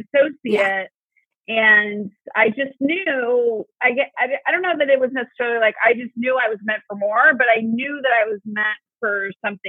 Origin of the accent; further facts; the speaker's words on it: St. Louis, Missouri, United States; moved away as an adult; also born or lived in Washington, District of Columbia, United States; now in Chicago, United States; I'm originally from St. Louis, Missouri.